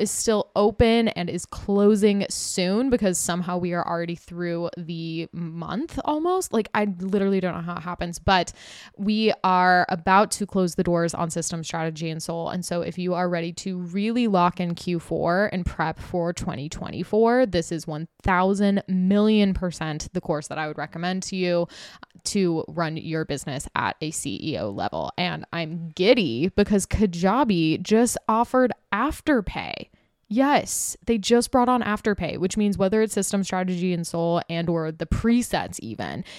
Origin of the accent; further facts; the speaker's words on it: Utah, United States; moved away as an adult; also born or lived in Los Angeles; now in New York City, United States; I was raised partially in Utah, and that's like where I was living for my adult life until I moved to LA/New York